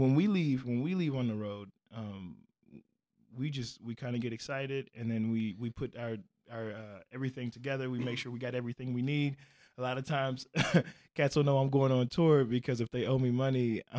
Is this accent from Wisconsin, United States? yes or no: no; Chicago, Illinois, United States; moved away as an adult; also born or lived in Normal, Illinois / Midwest; now in Portland, United States; I was moving to Portland. I was from Chicago. I lived in Normal, Illinois for a long time. Then I went to Chicago for a little bit. And then I moved from Chicago to Portland.